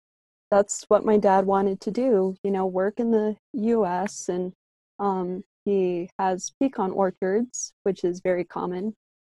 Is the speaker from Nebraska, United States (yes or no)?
no; Minnesota, United States; also born or lived in Denver, Colorado / Mexico; later we ended up moving to Minnesota.